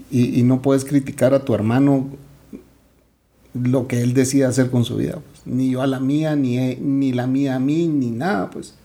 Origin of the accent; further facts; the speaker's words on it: Guatemala; Yo no soy su primer chapín